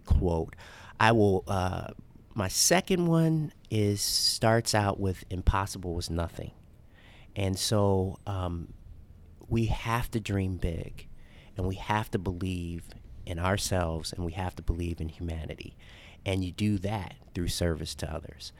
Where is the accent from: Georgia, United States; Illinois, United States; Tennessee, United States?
Illinois, United States; Chicago; now in Louisville, United States; a child growing up in Chicago, African-American, a South Side of Chicago